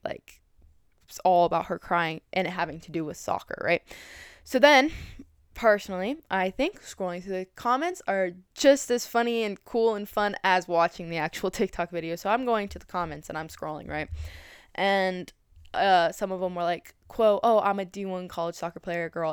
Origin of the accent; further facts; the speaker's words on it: Colorado Springs, Colorado, United States; moved away as an adult; now in Hayward, United States; I was originally from Colorado Springs, Colorado. I moved to Hayward, California